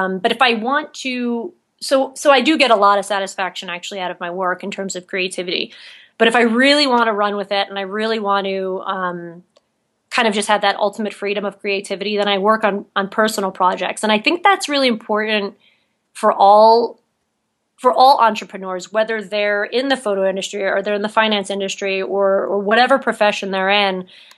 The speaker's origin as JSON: {"language": "English", "region": "New York", "country": "United States", "lives_now": "Utah, United States", "said": "there's a few things missing in Utah that I can kind of see from being a New Yorker"}